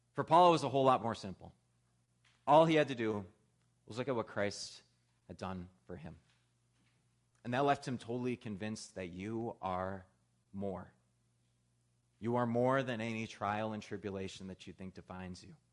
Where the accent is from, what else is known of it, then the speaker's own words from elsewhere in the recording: Midwest, United States; moved away; Where I grew up out in the Midwest, it got cold really, really fast